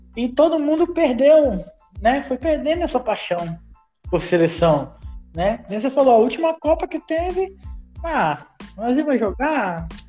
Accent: Brazil; eu sou brasileiro

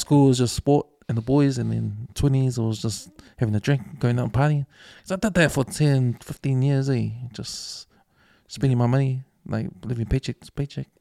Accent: New Zealand; we grew up here in New Zealand, like our accent

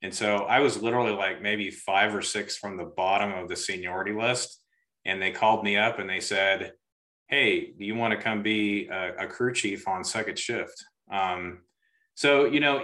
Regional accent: Augusta, United States; growing up in Augusta and kind of out in the country

